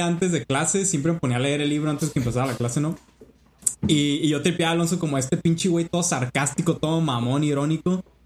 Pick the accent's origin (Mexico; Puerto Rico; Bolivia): Mexico; Culiacán, Sinaloa; moved away as an adult; also born or lived in Mexico City; soy de Culiacán, Sinaloa.